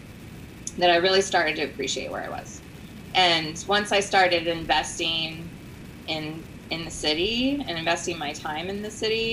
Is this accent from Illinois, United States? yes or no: no; Central Florida, United States; moved away as an adult; also born or lived in Boulder, Colorado; now in Corpus Christi, United States; It's a lot like where I grew up in Florida. Corpus is the climate and everything. I grew up in Central Florida